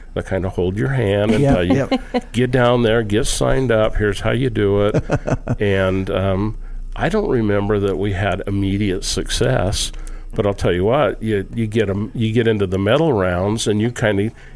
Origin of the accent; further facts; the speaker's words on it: Rexburg, Idaho, United States; I grew up in Rexburg, Idaho